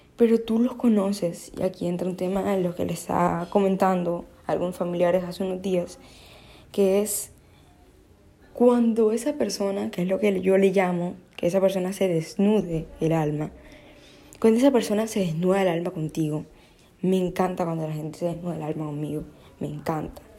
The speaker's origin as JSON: {"language": "Spanish", "town": "Barranquilla", "region": "Atlántico", "country": "Colombia", "said": "soy de Barranquilla"}